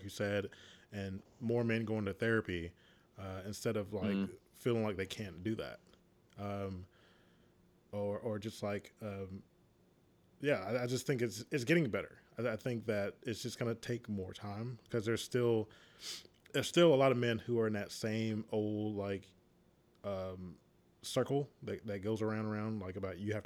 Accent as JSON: {"language": "English", "region": "the South", "country": "United States", "tie": "born or raised there", "moved": "yes", "said": "I grew up in the South"}